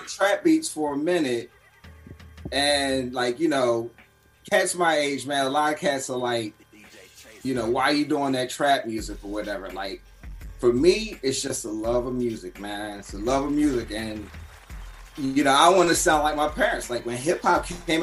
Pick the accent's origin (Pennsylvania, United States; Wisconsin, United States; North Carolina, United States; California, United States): Pennsylvania, United States; Philadelphia; I'm from Philly